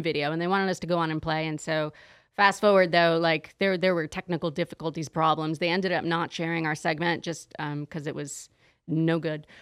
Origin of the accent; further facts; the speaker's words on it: San Diego, California, United States; moved away as an adult; also born or lived in Los Angeles; now in Las Vegas, United States; I'm actually from San Diego originally